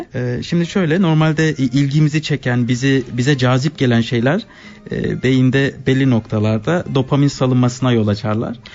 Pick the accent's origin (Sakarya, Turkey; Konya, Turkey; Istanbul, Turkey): Sakarya, Turkey; Adapazarı; moved away as an adult; now in Switzerland; Ada Pazarlıyım Türkiye'den